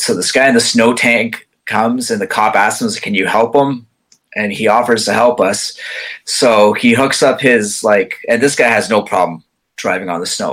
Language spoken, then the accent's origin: English; Quebec, Canada; I'm English, but I actually grew up in the Quebec side